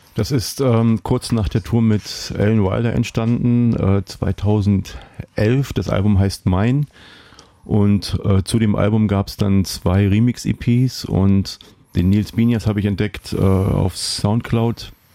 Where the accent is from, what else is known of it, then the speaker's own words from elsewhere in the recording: East Germany, Germany; ich bin im Osten aufgewachsen